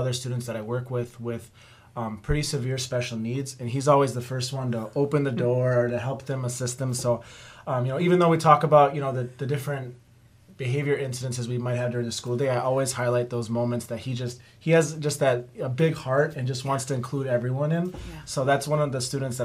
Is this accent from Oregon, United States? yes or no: no; Greenfield, Wisconsin, United States; I was born and raised in Greenfield, Wisconsin